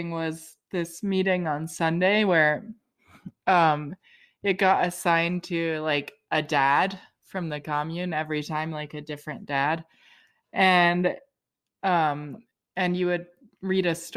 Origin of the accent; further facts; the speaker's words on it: United Kingdom; now in North Carolina, United States; I'm actually British too